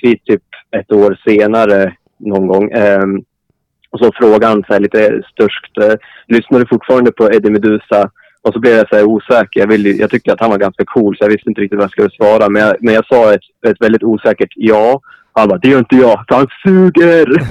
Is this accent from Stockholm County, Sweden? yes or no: no; Kvissleby, Västernorrland County, Sweden; jag har växt upp utanför industristaden Sundsvall